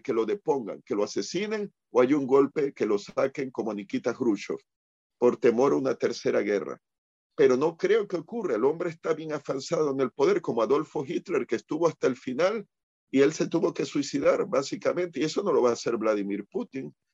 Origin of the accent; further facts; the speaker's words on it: Puerto Rico; aquí en Puerto Rico